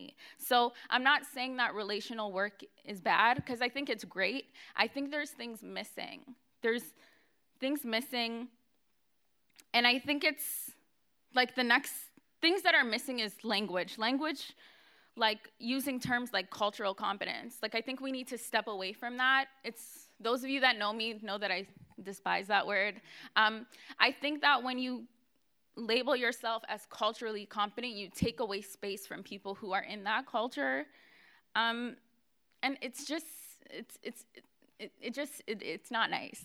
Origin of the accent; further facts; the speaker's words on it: Canada; I'm African Canadian. I was an African Canadian youth